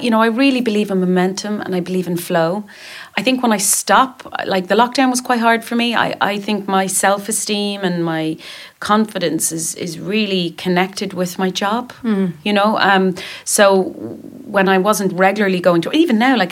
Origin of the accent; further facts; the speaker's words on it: Dublin, Leinster, Ireland; we're in Dublin, in my hometown.